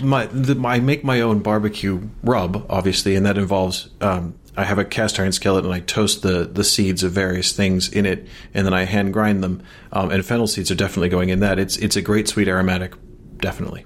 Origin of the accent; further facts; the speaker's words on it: Chicago, Illinois, United States; I'm from Chicago.